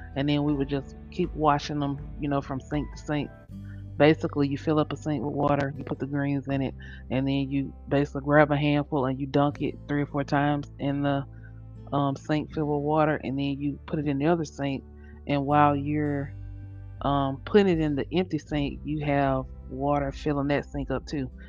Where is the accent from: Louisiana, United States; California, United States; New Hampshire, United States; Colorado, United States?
Louisiana, United States; I'm from Louisiana